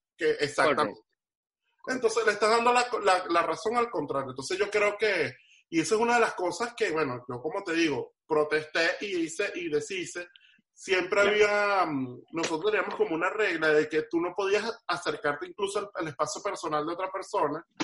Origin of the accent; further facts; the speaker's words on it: Venezuela; now in Miami, United States; Rudy y yo, que venimos de Venezuela